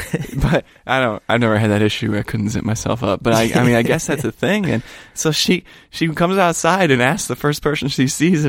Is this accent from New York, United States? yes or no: no; Parma, Ohio, United States; moved away; I grew up in Parma, Cleveland area.